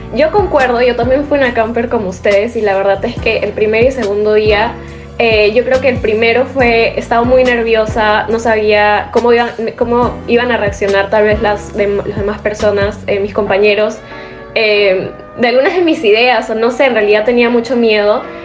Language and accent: Spanish; Lima, Peru; soy de Lima, Perú